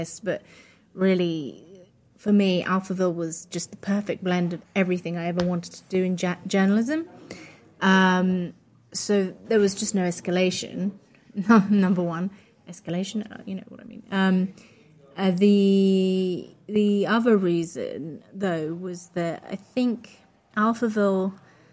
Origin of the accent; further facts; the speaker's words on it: United Kingdom; first language Polish; English is a second language; also born or lived in Poland; I'm Polish English. I was born in the UK, but I grew up in a very Polish household. So I didn't learn English until I went to school.